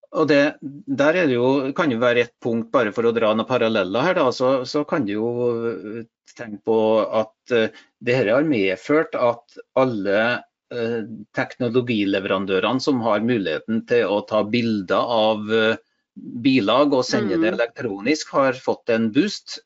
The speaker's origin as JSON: {"language": "Norwegian", "town": "Stjørdal", "region": "Trøndelag", "country": "Norway", "tie": "born or raised there", "said": "jeg er ektefødt trønder fra Stjørdal. Så eh, der har jeg bodd hele livet mitt"}